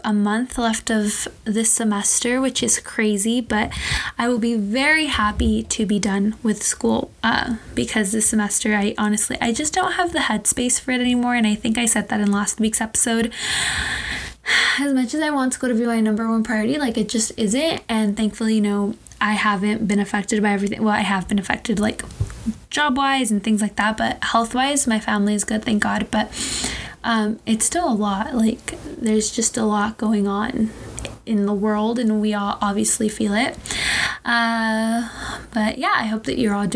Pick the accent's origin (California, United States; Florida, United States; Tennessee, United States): California, United States; Southern; I'm from Southern California, born and raised